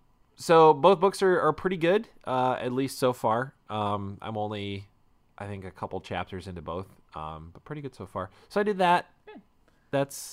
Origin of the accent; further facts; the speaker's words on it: United States; I was born here. I am an American.